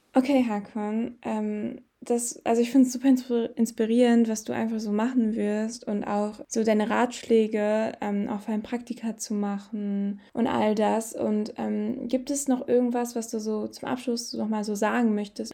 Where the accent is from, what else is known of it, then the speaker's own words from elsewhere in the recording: Bottrop, North Rhine-Westphalia, Germany; ich komme aus Bottrop